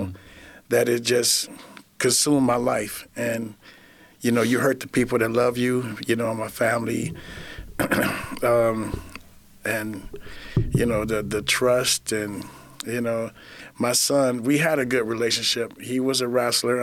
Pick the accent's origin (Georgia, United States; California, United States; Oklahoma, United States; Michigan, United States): Michigan, United States; Flint; I was born and raised in Flint, Michigan